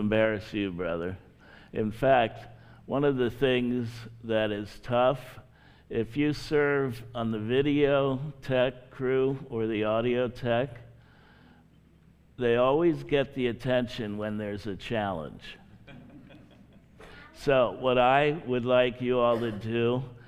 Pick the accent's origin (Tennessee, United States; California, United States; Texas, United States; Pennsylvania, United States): Pennsylvania, United States; Hershey; moved away as an adult; also born or lived in Philadelphia, Pennsylvania; now in Frederick, United States; I grew up near Hershey, Pennsylvania